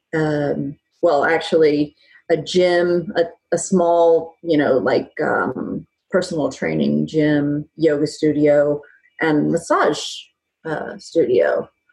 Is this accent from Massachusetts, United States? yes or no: no; Dallas, Texas, United States; moved away; I'm originally from Dallas, Texas